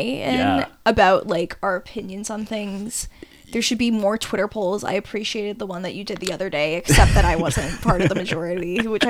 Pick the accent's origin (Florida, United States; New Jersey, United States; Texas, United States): Florida, United States; growing up in Florida